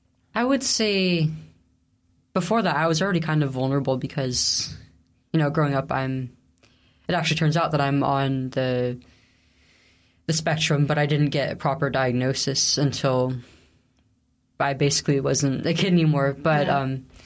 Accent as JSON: {"language": "English", "area": "Central Valley", "region": "California", "country": "United States", "tie": "born or raised there", "said": "I grew up in the Central Valley, California."}